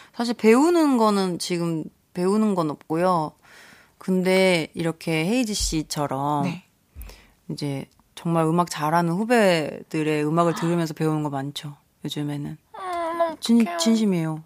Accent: Wando, South Jeolla, South Korea; moved away; 제가 고향이 완도잖아요

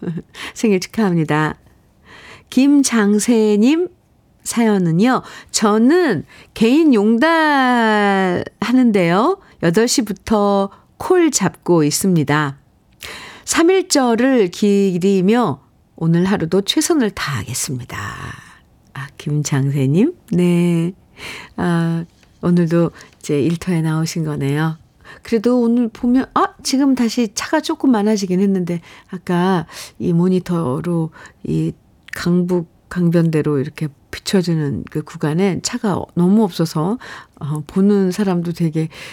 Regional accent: Gwangju, South Korea; moved away; 저는 고향에 태어나긴, 네. 전라도 광주에서 태어났는데, 거기 아무도 안 계세요.

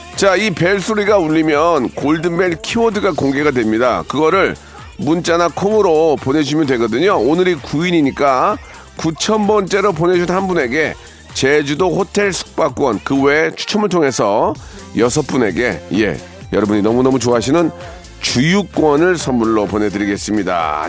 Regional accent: Gunsan, North Jeolla, South Korea; moved away; 섬이 많은 정말 살기 좋은 제 고향이긴 한데

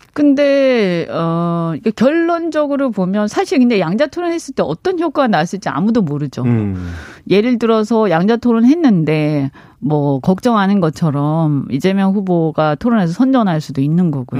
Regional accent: Busan, South Korea; also born or lived in Gyeonggi Province; now in Gyeonggi, South Korea; 저희 친정이 부산인데

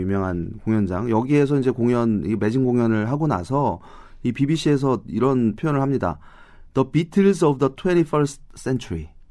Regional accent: South Korea

